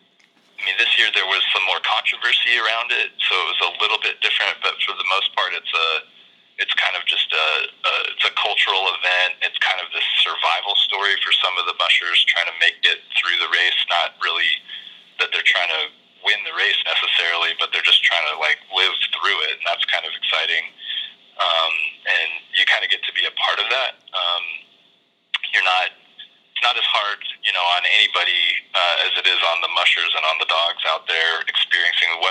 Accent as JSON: {"language": "English", "town": "Fairbanks", "region": "Alaska", "country": "United States", "said": "I'm originally from Fairbanks, Alaska."}